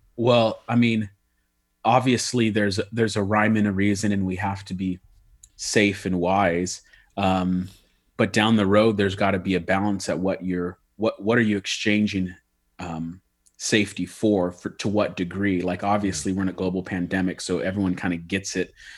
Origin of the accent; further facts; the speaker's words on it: United States; I'm an American through and through